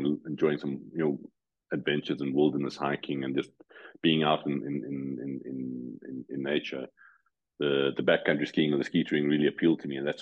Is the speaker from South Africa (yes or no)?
yes; South Africa; moved away as an adult; now in Switzerland; growing up in South Africa